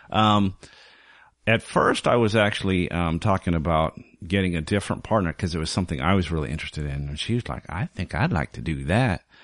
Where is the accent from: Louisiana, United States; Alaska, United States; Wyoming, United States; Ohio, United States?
Wyoming, United States; moved away as an adult; also born or lived in Southern California; now in Portland, United States; I was raised in, uh, Southern California, spent my formative years in Wyoming